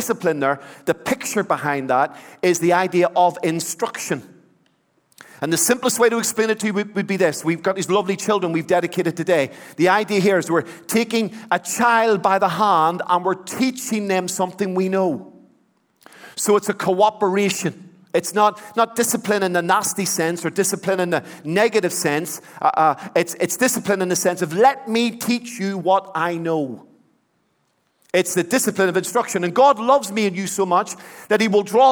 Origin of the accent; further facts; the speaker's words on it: Belfast, Northern Ireland, United Kingdom; When I was a boy, I grew up in the Troubles in Belfast.